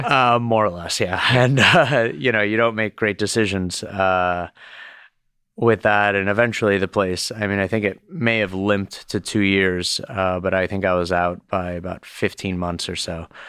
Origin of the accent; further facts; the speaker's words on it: Miami, Florida, United States; also born or lived in Boston; now in New York, United States; growing up in Miami